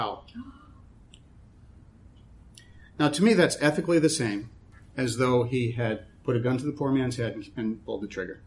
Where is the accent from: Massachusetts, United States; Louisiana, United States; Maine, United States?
Massachusetts, United States; born or raised there